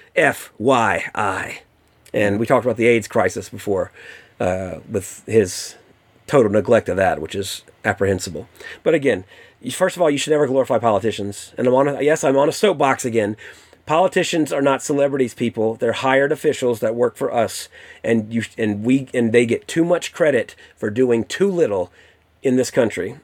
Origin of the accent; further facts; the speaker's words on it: the South, United States; growing up in the South